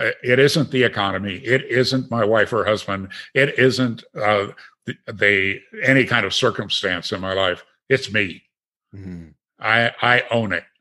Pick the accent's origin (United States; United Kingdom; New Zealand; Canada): United States; Green Bay, Wisconsin; moved away; also born or lived in Aspen; never growing up in Green Bay